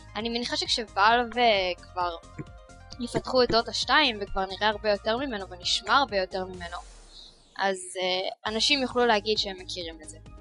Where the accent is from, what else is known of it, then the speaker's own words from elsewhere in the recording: Israel; שאנחנו ישראלים